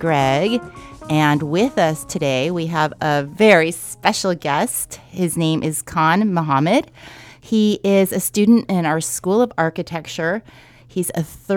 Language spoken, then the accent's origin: English; Pasadena, California, United States; I was born and raised in the area